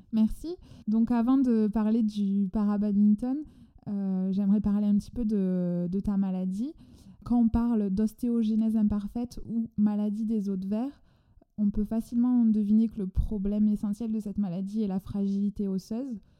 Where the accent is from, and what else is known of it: France; accent: chantant